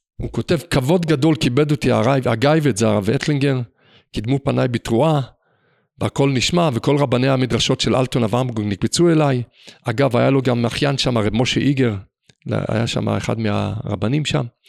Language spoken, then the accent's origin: Hebrew; Jerusalem, Jerusalem District, Israel; ואני בתור ילד, שאני בעצמי, למדתי במוסדות חרדיים, כמובן קלאסיים, אפילו בחיידרים פה בירושלים